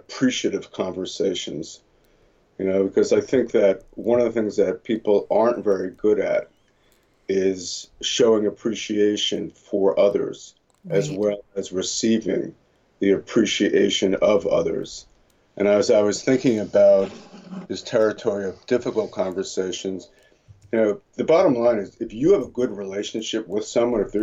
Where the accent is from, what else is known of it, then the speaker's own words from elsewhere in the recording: New Jersey, United States; moved away as an adult; also born or lived in Boston; now in California, United States; growing up in New Jersey and going to school in Boston